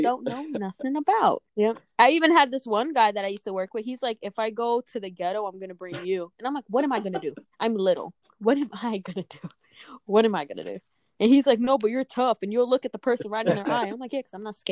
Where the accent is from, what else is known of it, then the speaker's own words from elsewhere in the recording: East Coast, United States; now in Des Moines, United States; I'm from the East Coast